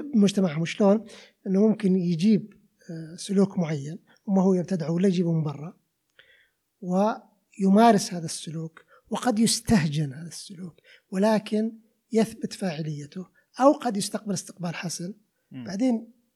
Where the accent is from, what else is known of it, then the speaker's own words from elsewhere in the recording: Riyadh, Riyadh Province, Saudi Arabia; عندنا بالرياض